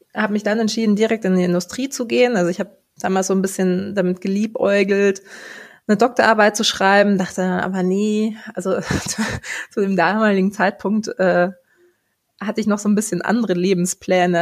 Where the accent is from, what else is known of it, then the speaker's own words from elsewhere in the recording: Munich, Bavaria, Germany; Ich bin ein Münchner Kindel, also in München geboren und aufgewachsen.